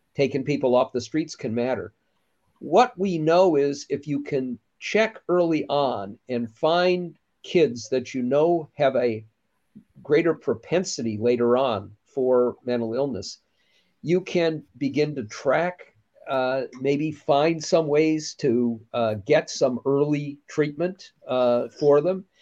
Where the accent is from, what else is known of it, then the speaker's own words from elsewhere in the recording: Minnesota, United States; my home state of Minnesota